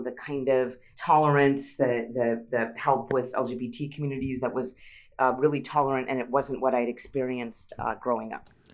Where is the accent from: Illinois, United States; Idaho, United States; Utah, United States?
Utah, United States; moved away as an adult; also born or lived in Massachusetts; now in San Francisco, United States; I'm Indian American, but I grew up in Utah